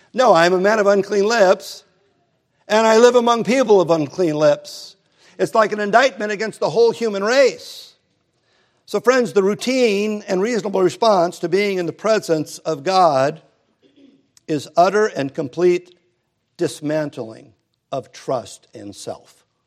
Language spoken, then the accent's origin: English; Hermosa Beach, California, United States; growing up in Hermosa Beach